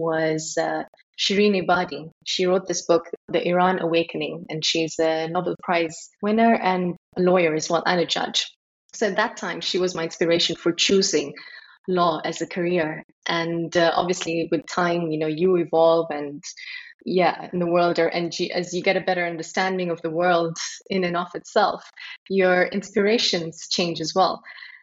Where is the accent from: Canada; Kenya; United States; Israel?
Kenya; Nairobi; moved away as an adult; also born or lived in United Kingdom / India (ancestry); now in Dubai, United Arab Emirates; I grew up in Nairobi